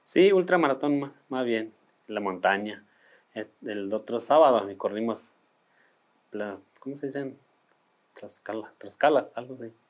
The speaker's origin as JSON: {"language": "Spanish", "town": "Batopilas", "region": "Chihuahua", "country": "Mexico", "said": "yo vengo del estado de Chihuahua, municipio de Batopila"}